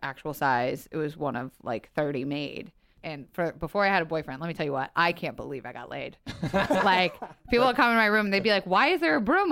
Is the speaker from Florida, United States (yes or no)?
yes; Tampa, Florida, United States; moved away; I'm from Tampa